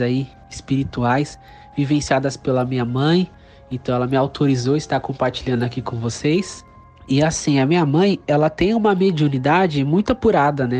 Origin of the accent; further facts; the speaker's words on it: São Paulo, Brazil; sou da cidade de São Paulo